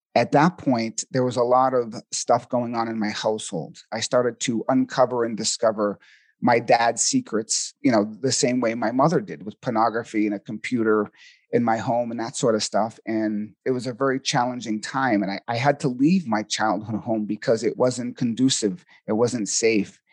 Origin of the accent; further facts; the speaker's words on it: Boston, Massachusetts, United States; accent: Boston; now in Sedona, United States; I'm originally from Boston, Massachusetts, so you might hear a little bit of a Boston accent